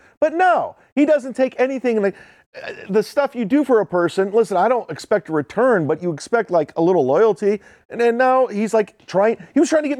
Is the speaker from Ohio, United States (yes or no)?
yes; Cleveland, Ohio, United States; He's like, where are you from? I'm like, Cleveland.